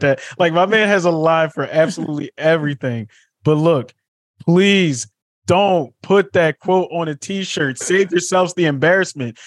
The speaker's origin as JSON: {"language": "English", "town": "Philadelphia", "region": "Pennsylvania", "country": "United States", "said": "I'm a Philadelphian through and through"}